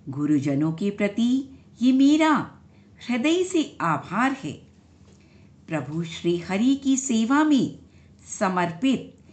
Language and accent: Hindi; Delhi, India; दिल्ली से हूँ